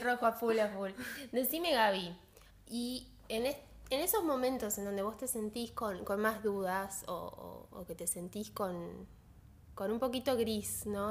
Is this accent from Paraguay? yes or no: yes; Paraguay; ese pueblo que es, mi pueblo también